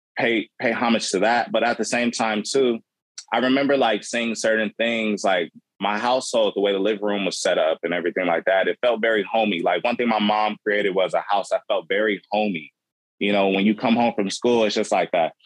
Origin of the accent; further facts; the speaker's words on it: Los Angeles, California, United States; growing up in South Central